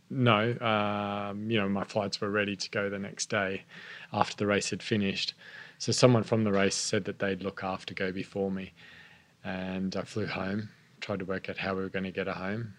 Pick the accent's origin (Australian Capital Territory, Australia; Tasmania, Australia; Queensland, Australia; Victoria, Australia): Queensland, Australia; also born or lived in Sydney, New South Wales; I was born in Sydney, grew yeah. up in Queensland